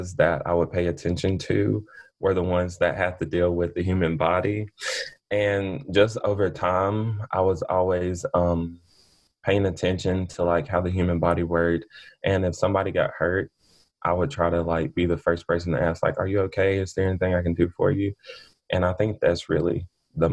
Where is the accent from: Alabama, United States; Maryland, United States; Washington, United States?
Alabama, United States; Ashville; I'm from Asheville, Alabama